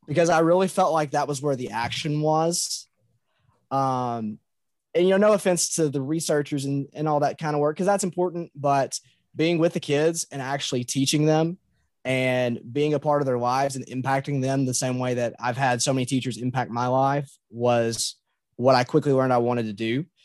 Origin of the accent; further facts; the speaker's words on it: Muhlenberg County, Kentucky, United States; I grew up in Muhlenberg County